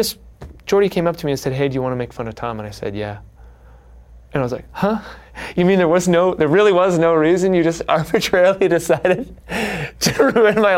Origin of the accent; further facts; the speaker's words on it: Canada; also born or lived in Toronto / Chicago / New York City; now in Los Angeles, United States; you could have been born in a small town in Canada, and I happened to be born in, like, the artsy one